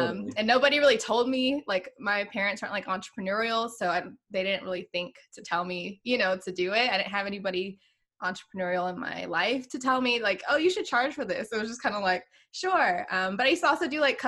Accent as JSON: {"language": "English", "town": "Virginia Beach", "region": "Virginia", "country": "United States", "tie": "born or raised there", "also_born_or_lived": "Pittsburgh / Boston / San Diego", "moved": "yes", "lives_now": "Houston, United States", "said": "I'm actually originally from Virginia Beach, Virginia"}